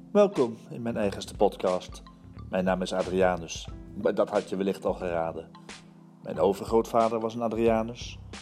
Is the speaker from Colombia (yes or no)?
no; Antwerp, Flanders, Belgium; also born or lived in Hilversum, Netherlands; Zelf ben ik een geboren Hollander en een getogen Antwerpenaar